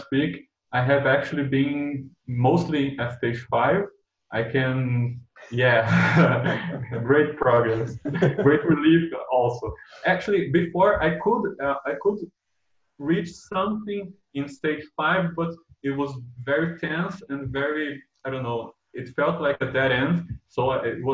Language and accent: English; Brazil; I'm from Brazil